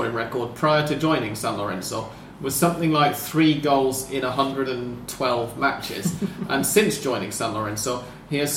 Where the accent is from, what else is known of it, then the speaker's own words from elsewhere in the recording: England, United Kingdom; we're English